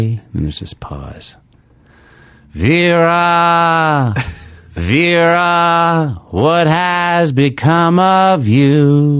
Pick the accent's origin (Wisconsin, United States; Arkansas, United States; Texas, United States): Arkansas, United States; Little Rock; moved away as an adult; also born or lived in Amherst, Massachusetts; I'm from Arkansas.